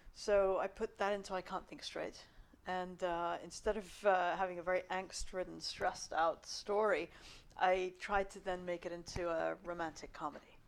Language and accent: English; South Africa; now in London, United Kingdom; I'm Indian, uh, South African, Muslim background